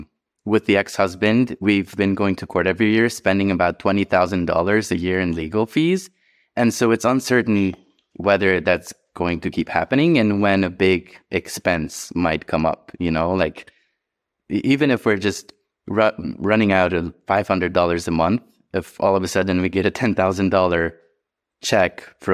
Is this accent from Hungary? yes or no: yes; Hungary; English is a second language; moved away as an adult; Yeah, so I think mine starts back in Hungary. That's where I grew up in Europe.